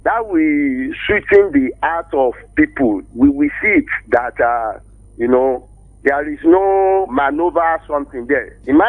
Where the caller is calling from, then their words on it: Ikebe, Nigeria; I was speaking from Ikebe.